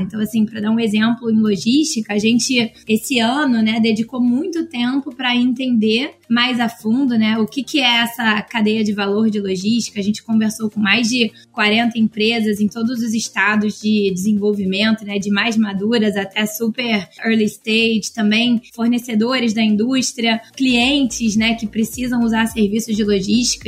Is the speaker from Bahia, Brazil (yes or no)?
no; Rio de Janeiro, Brazil; eu moro no Rio, né? Então, sou carioca